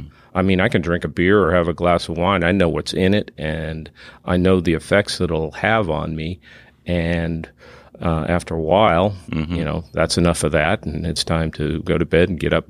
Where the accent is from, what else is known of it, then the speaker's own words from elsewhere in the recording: Massachusetts, United States; moved away as an adult; also born or lived in Colorado; now in Texas, United States; I grew up in south of Boston and Nantasket Beach.